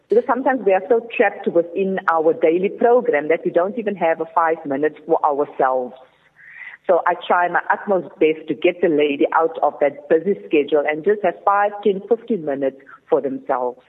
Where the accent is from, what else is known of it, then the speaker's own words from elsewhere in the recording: Cape Town, Western Cape, South Africa; growing up in the Cape Flats